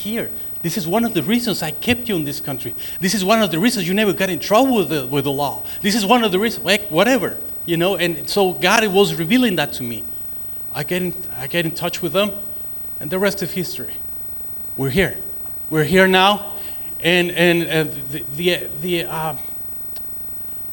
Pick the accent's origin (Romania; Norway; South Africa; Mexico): Mexico; city bordering El Paso, Chihuahua; English is a second language; moved away as an adult; now in United States; Being from the city that I am, that is borderline from El Paso, Texas, I always have a lot of missionaries from this country coming into my hometown